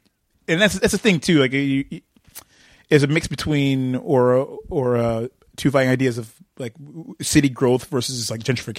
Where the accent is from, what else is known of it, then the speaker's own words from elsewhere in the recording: Detroit, Michigan, United States; We're both from Detroit